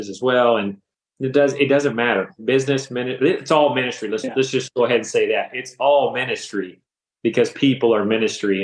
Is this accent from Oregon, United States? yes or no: no; Stephenville, Texas, United States; moved away as an adult; the Lord had moved me back to my hometown in Stephenville, Texas